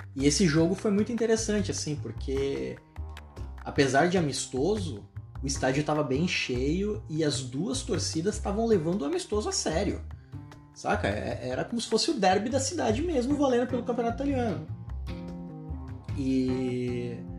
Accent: Brazil; also born or lived in São Paulo; eu sou brasileiro

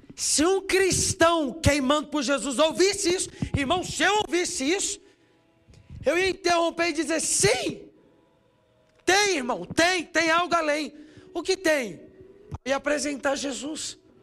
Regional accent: Brasília, Federal District, Brazil; eu sou de Brasília. Estudei na escola dele, fiz inglês na escola de inglês dele, morei do lado dele

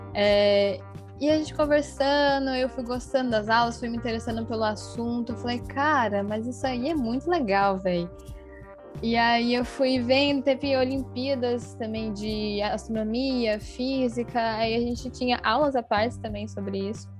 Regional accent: Jundiaí, São Paulo, Brazil; sou do estado de São Paulo, na verdade, mas eu sou de Jundiaí

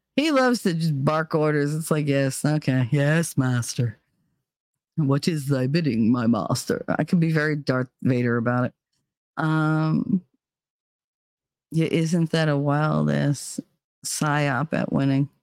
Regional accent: New Jersey, United States; moved away; I'm born and raised in Jersey

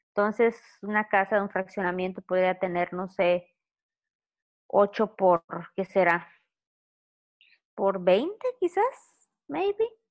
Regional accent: Mérida, Yucatán, Mexico; also born or lived in Campeche / Ciudad del Carmen / Chetumal; yo soy de Yucatán, orgullosamente yucateca

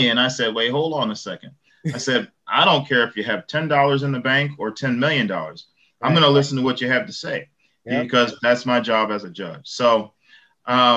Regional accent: Chicago, Illinois, United States; moved away; I grew up in South Shore, which is predominantly Black

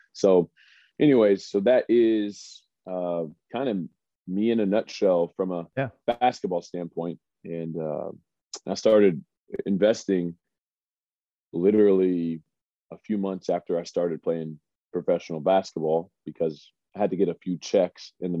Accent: Springfield, Missouri, United States; moved away as an adult; also born or lived in Omaha, Nebraska; I am from Springfield, Missouri, smaller town, not super small, about 180,000 people.

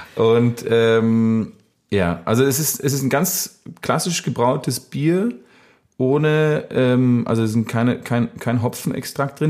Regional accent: Bad Laasphe, North Rhine-Westphalia, Germany; moved away; aus dem kleinen, feinen Ort Bad Larsve, wo ich aufgewachsen bin

